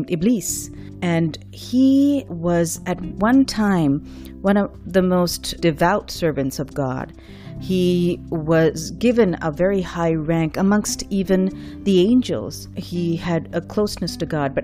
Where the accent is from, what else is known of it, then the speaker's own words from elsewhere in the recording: Karachi, Sindh, Pakistan; moved away; the city of Karachi, the city I grew up in Pakistan